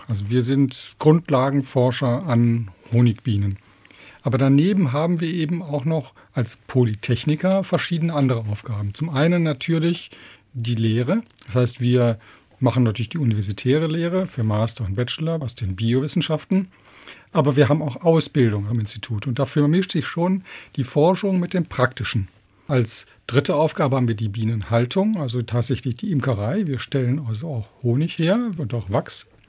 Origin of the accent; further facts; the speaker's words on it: Remscheid, North Rhine-Westphalia, Germany; moved away as an adult; also born or lived in Regensburg; ich bin ja aus Remscheid, das ist da in Nordrhein-Westfalen und ich bin dort auch schon immer als junger Jugendlicher eigentlich durch die Wälder gezogen